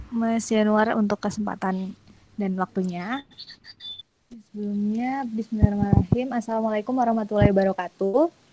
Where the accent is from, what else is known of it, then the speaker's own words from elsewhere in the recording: Bantul, Special Region of Yogyakarta, Indonesia; saya asli orang Bantul jadi uh, di dekat UMY